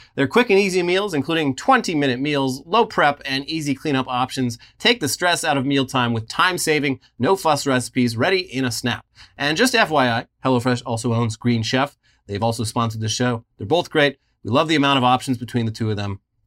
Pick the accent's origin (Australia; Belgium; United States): United States; West Coast; I was born on the West Coast.